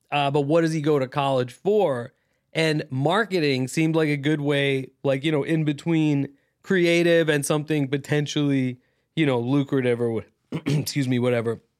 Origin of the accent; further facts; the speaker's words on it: Thailand; but like um, you know, but in my family I'm Pakistani. I grew up in Thailand, right, uh, as an expat.